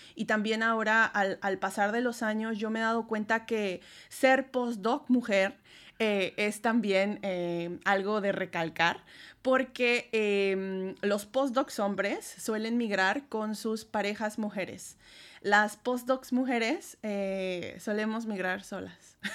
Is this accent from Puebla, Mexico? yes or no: yes; Puebla, Mexico; moved away as an adult; also born or lived in Spain; now in Poland; tuve que salir de México para hacer mis estancias postdoctorales